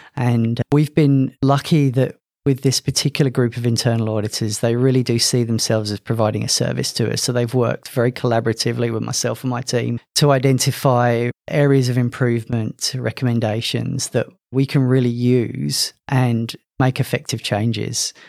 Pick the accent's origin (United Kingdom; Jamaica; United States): United Kingdom; London; moved away as an adult; also born or lived in Loughborough, England; now in Queensland, Australia; As you could probably guess from my accent, I'm not from Australia. Originally from London, emigrated here in 2013.